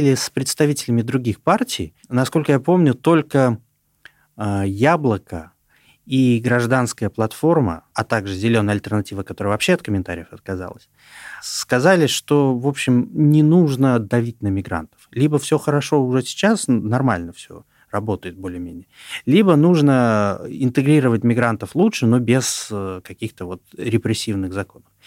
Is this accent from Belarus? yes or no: no; Kazakhstan; moved away as an adult; now in Russia; я тоже трудовой мигрант, я еще не получил гражданство России, я из сам из Казахстана.